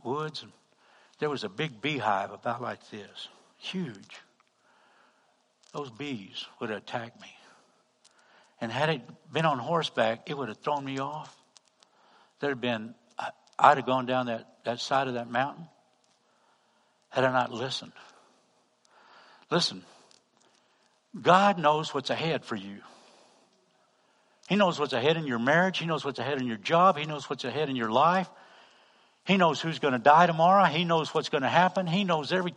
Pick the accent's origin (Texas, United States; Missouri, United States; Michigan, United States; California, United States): Texas, United States; Bastrop County; I'm from Texas. I'm from Bastrop County.